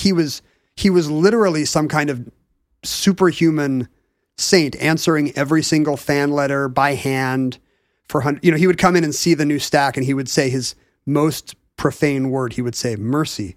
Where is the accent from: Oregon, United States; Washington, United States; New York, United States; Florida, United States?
Washington, United States; Seattle; from Northeast Seattle where I was watching it